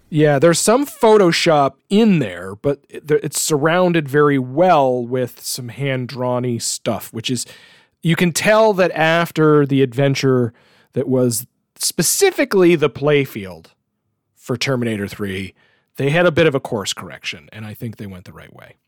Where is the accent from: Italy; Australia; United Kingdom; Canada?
Canada; as a Canadian